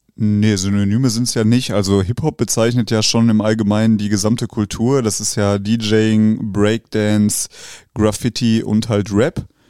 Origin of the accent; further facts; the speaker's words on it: Wetter, North Rhine-Westphalia, Germany; ich komme ja ursprünglich aus Wetter